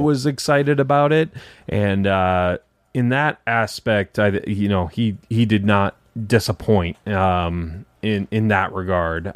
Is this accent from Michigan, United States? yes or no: yes; Detroit, Michigan, United States; now in Tampa, United States; I'm from Detroit originally